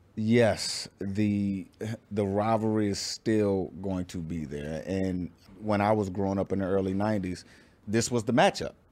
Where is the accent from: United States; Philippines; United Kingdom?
United States; Virginia; I'm from Virginia.